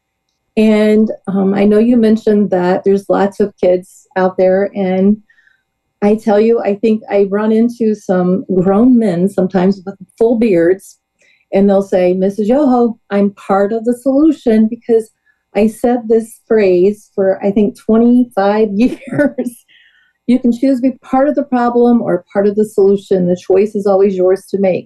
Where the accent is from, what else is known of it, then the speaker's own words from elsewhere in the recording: Georgetown, Illinois, United States; I actually started in Georgetown Ridge Farm School District, which is my home district. That's where I went to school